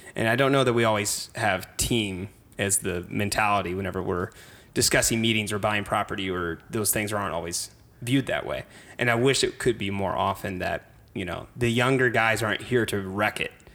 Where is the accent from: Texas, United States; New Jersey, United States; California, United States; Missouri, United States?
Missouri, United States; Cape Girardeau; moved away as an adult; also born or lived in St. Louis, Missouri; now in St. Charles, United States; I'm from Cape Girardeau, small rural town